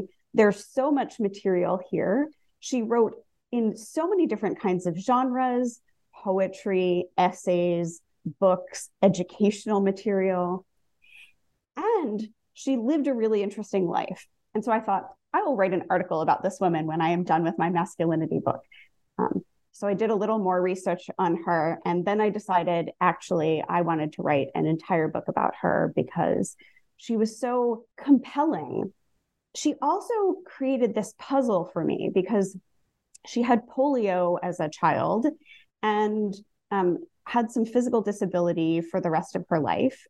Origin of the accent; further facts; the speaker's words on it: New Jersey, United States; I grew up in New Jersey